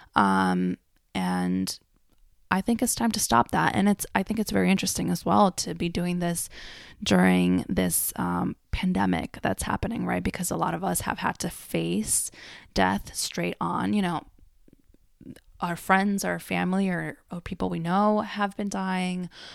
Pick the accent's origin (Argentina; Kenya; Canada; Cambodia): Argentina; moved away; I grew up in Argentina